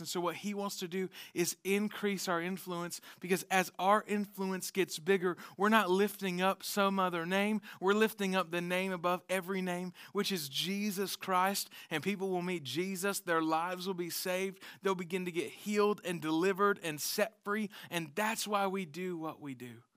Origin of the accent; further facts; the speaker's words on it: the South, United States; we're from the South